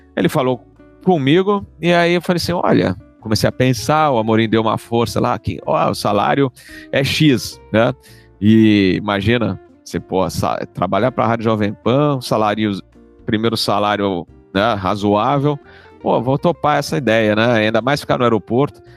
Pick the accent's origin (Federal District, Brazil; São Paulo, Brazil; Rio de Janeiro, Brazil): São Paulo, Brazil; Eu sou paulistano